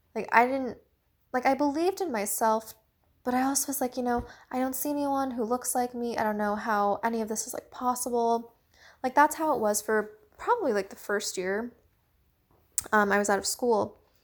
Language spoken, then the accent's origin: English; Washington, District of Columbia, United States; also born or lived in China; I was adopted from China when I was about seven months old. Um, I was about three months old when I entered the orphanage when I was, like, a baby. So, ever since, you know, I was seven months old, um, I was adopted and I've lived my life here in America, specifically the Washington, D C area